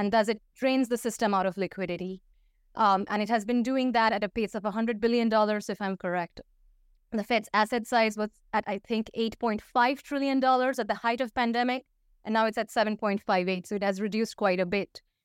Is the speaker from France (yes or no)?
yes; Paris, Île-de-France, France; first language Hindi and Bengali; English is a second language; moved away as an adult; also born or lived in India / United States / Russia / Turkey; I grew up, um, for th, a good part of my childhood and into teenhood, high school and whatnot, um, in Paris, so I speak French.